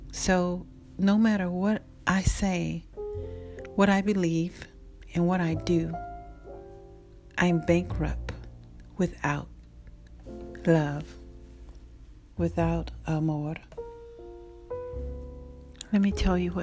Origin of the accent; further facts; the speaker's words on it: the South, United States; I'm from the South